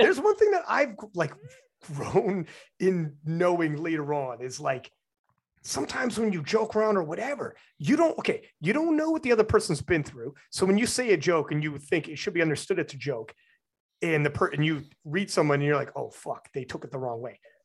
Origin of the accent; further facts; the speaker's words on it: Canada; as a Canadian